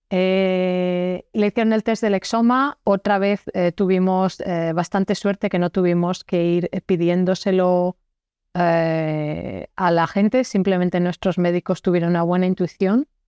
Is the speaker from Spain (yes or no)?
yes; Spain; moved away as an adult; now in Belgium; yo soy una española que vive en Bélgica desde hace 12 años